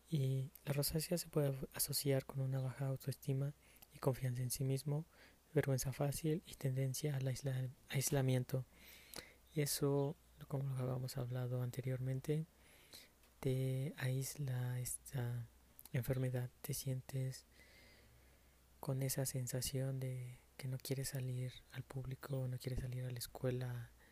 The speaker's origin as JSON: {"language": "Spanish", "country": "Mexico", "said": "ya que eh, soy mexicano y me gusta mucho eh, la comida picante, eh, la salsa."}